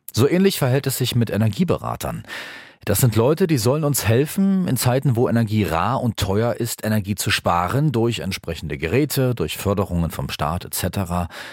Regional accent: Germany; Bei uns in Deutschland

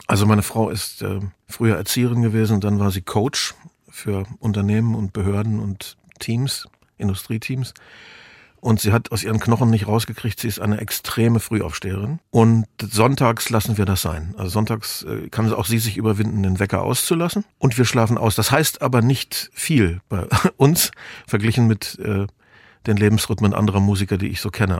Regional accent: the West, West Germany, Germany; also born or lived in Lusatia (family origin); da ich ja eine ostdeutsche Herkunft habe, wir stammen ja aus der Lausitz, auch wenn ich im Westen aufgewachsen bin

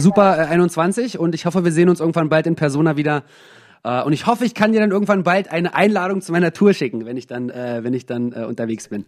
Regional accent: Germany; moved away; also born or lived in England; in Deutschland äh, ohne Akzent aufgewachsen

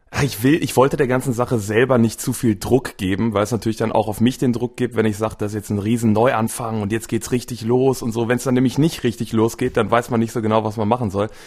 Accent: Wuppertal, North Rhine-Westphalia, Germany; also born or lived in Velbert; ich bin in Wuppertal geboren, wohne jetzt quasi ein, äh, ein bisschen nebenan in einer kleineren Stadt Fellbad

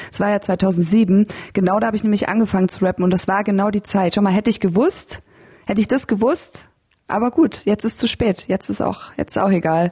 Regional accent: Landshut, Bavaria, Germany; moved away as an adult; also born or lived in Berlin; now in Leipzig, Germany; ich bin in, in Landshut aufgewachsen

